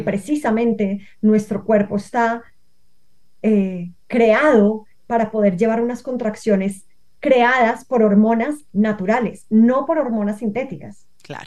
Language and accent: Spanish; Bogotá, Colombia; now in Cali, Colombia; yo nací en Bogotá, pero yo hoy en día no vivo en Bogotá, vivo en Cali